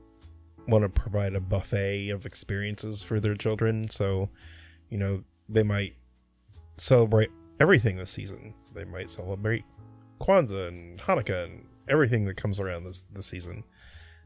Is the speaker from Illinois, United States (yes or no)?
no; Monrovia, California, United States; growing up in Monrovia, we had very few non-Christian people